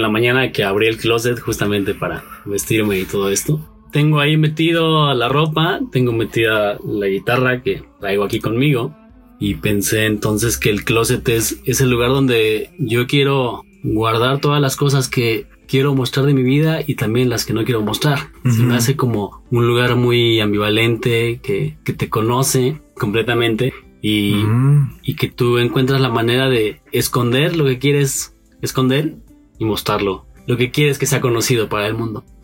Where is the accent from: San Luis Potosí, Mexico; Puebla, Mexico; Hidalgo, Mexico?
Hidalgo, Mexico; Pachuca; born there; also born or lived in State of Mexico; now in Mexico City, Mexico; tengo 30 años, nací en la ciudad de Pachuca, en Hidalgo, eh, rápidamente me vine aquí a vivir al Estado de México primero